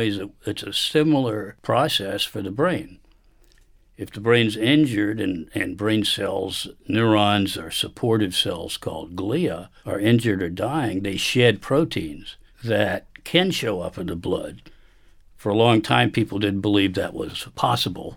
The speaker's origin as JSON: {"language": "English", "town": "Richmond", "region": "Virginia", "country": "United States", "tie": "born or raised there", "said": "I grew up in Richmond, Virginia"}